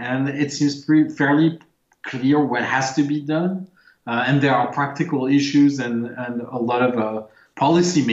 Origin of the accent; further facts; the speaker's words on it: France; moved away; I grew up in France